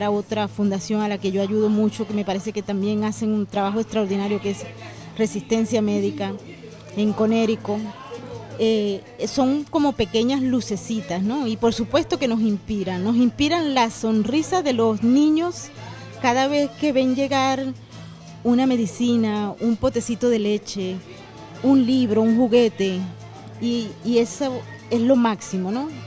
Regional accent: Venezuela; es muy triste como venezolanos que nos formamos en una democracia que no era la perfecta

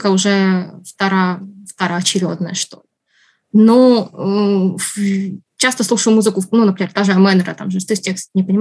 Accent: Ukraine; потому что это как бы мой родной язык, я украинский выучила только когда уже пошла в школу. Поэтому на русском я знаю больше слов.

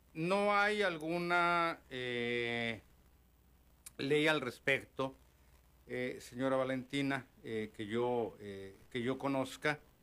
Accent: Mexico City, Mexico; moved away as an adult; soy oriundo de la Ciudad de México

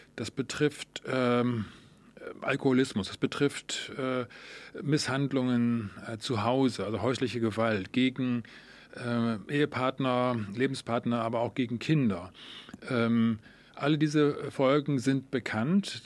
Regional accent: Germany; bei uns in Deutschland

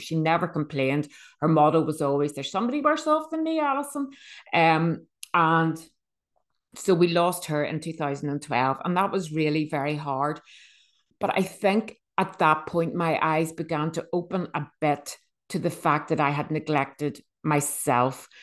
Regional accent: Bangor, Northern Ireland, United Kingdom; I am from Northern Ireland. um, a little seaside town called B-, Bangor.

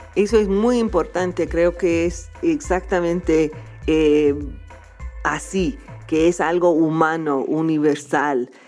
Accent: small town outside New York, United States; Spanish is a second language; yo vivía en, un pueblo bastante pequeño afuera de Nueva York

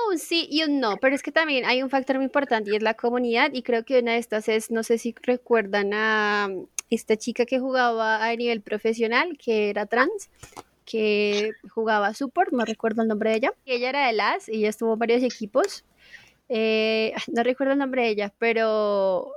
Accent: Casanare, Colombia; also born or lived in Suacha; Yo soy suachuna, pero me crié en Casanare

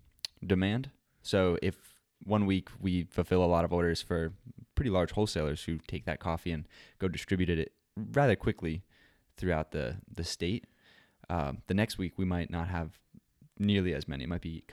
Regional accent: New York, United States; also born or lived in Pennsylvania; I was born in Pennsylvania, grew up in New York, upstate New York, not the city

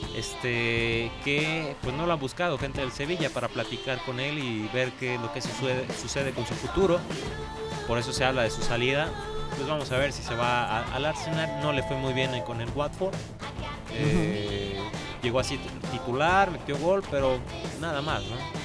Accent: Mexico; Yo como mexicano, aficionado a fútbol

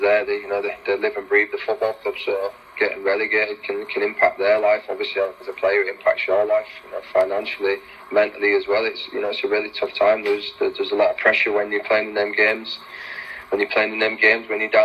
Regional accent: Leeds, Yorkshire and the Humber, United Kingdom; also born or lived in Sheffield; I was from Leeds. I left Leeds at 16 and I moved to Sheffield.

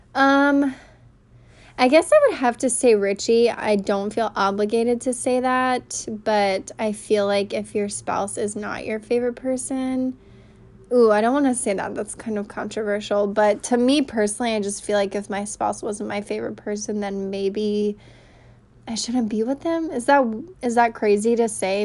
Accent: Raleigh, North Carolina, United States; I was born and raised in Raleigh, North Carolina.

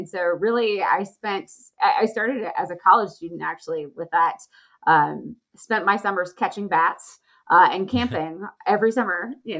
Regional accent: Charlotte, North Carolina, United States; I grew up just outside of Charlotte, North Carolina, and really had a strong outdoor childhood.

